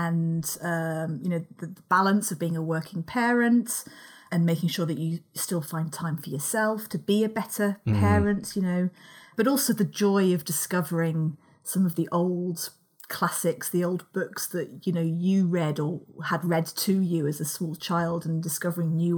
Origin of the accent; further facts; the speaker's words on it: London, United Kingdom; moved away; also born or lived in Liverpool; as people can probably tell from my accent, I grew up down south, in London.